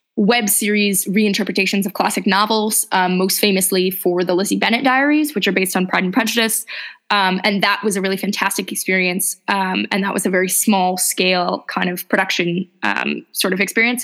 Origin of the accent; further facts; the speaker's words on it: Los Angeles, California, United States; I'm originally from Los Angeles. And so I'd kind of grown up in a big city